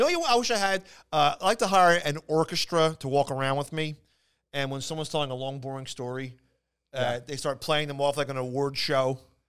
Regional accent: Philadelphia, Pennsylvania, United States; accent: Philadelphia; the podcast originates from Philadelphia, Pennsylvania.

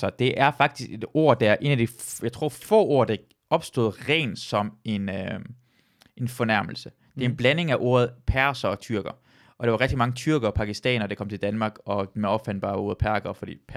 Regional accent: Iran; jeg føler ikke, at, at drille mig, at jeg er iraner, er sparket ned af, fordi jeg føler ikke, det er mindre værd ved iraner end dansk.

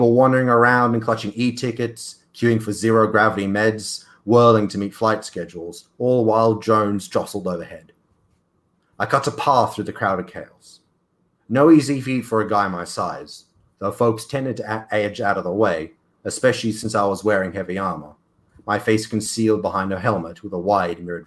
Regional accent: Australia; as an Australian

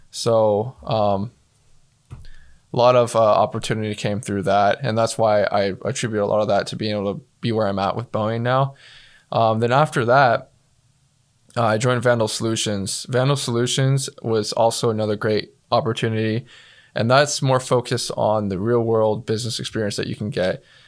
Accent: Star, Idaho, United States; I'm from Starr, Idaho. Uh, for those of you that, that don't know, that's a little town in southern Idaho

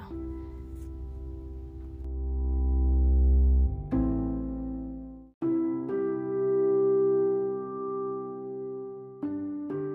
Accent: Indiana, United States; now in Texas, United States; I'm from Indiana

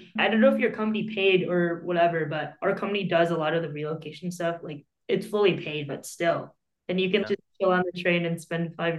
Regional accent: Troy, Michigan, United States; Chinese on Friday nights with other Taiwanese families, probably starting when we were the age of 4. Today, we talk a little bit about growing up in Troy

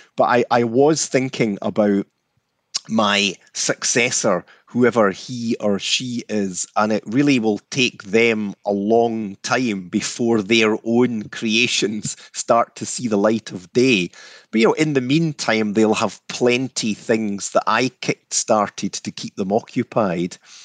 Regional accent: Scotland, United Kingdom; I grew up in Scotland throughout the sixties and seventies

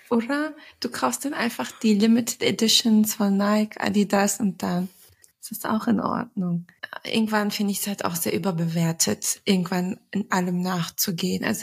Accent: Turkey; surprisingly bin ich nicht so oft auf Hochzeiten als Türkin.

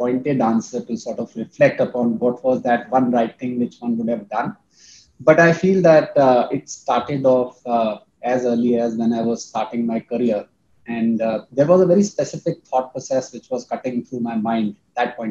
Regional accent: Gwalior, Madhya Pradesh, India; there was a industrial area called Malanpur, which was coming up very close to Gwalior

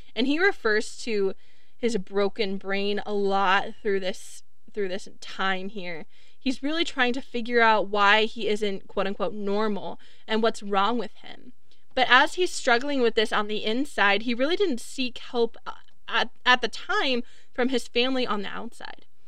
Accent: Wisconsin, United States; also born or lived in Florida; I grew up in Florida and we moved to Wisconsin when I was 10 or excuse me, when I was like 8

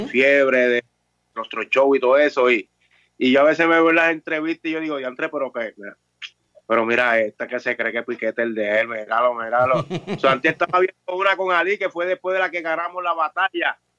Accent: Puerto Rico

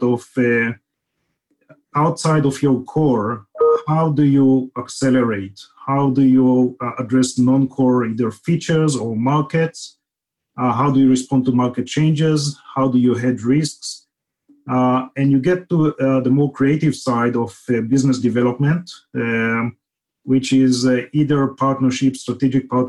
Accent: Israel; moved away as an adult; now in Silicon Valley, United States; grew up in Israel, as you can detect from the accent

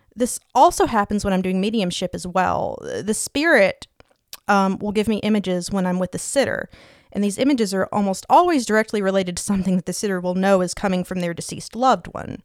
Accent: East Tennessee, United States; I was born and raised in East Tennessee

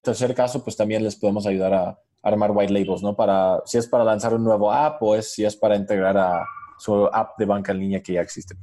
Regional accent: New York, United States; moved away as an adult; now in Mexico; Yo soy originario de Nueva York, hice mi, mi Fulbright eh, beca aquí y es como vine a México hace cinco años

